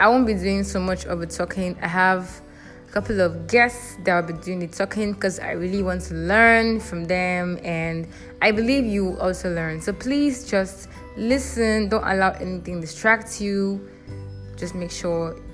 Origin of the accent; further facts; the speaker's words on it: Rivers State, Nigeria; I am from Rivers State in Nigeria